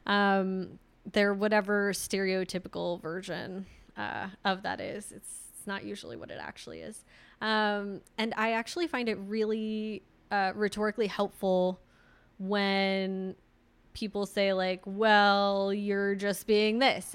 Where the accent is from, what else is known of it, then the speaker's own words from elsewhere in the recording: Redwood City, California, United States; moved away; my hometown uh, redwood city